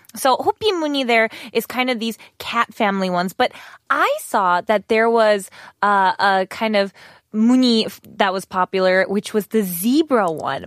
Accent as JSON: {"language": "English", "region": "Wisconsin", "country": "United States", "moved": "yes", "said": "I am from the country and we have lots of cows"}